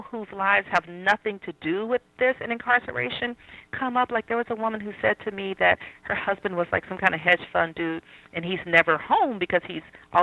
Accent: Atlanta, Georgia, United States; I grew up in Southwest Atlanta, which is basically an all-black environment

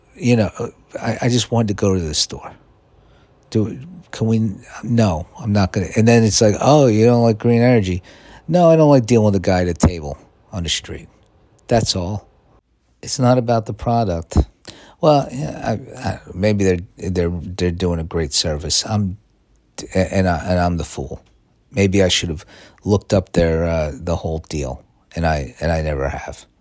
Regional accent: New York, United States; now in Los Angeles, United States; I'm from New York

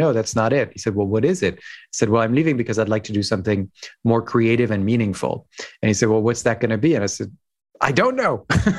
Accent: France; also born or lived in Hong Kong; Who I am, I grew up in France, actually. My father's French, my mother's American, with some roots in Ireland and other places.

